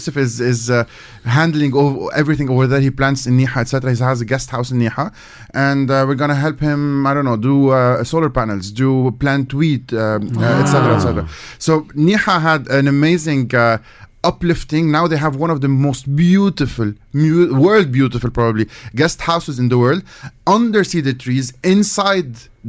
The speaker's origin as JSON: {"language": "English", "town": "Beirut", "region": "Beirut Governorate", "country": "Lebanon", "said": "I'm from Beirut, from the capital, so I don't have a village per se."}